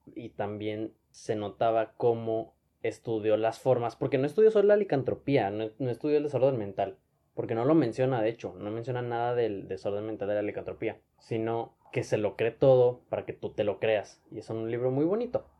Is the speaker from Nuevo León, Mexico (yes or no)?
yes; Monterrey, Nuevo León, Mexico; Yo soy de Monterrey, pero no me hubiera quedado en Monterrey.